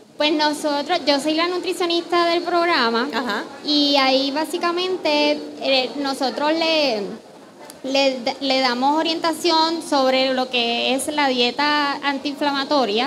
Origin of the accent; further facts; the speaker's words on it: Puerto Rico; lo que somos los puertorriqueños